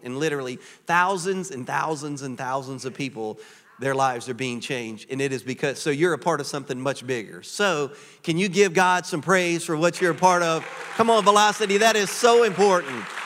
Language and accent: English; Louisiana, United States; moved away as an adult; now in Florida, United States; I am originally from Louisiana. Cajuns.